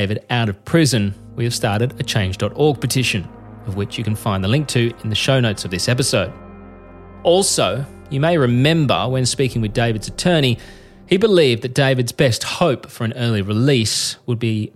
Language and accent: English; Australia; I'm a journalist from Australia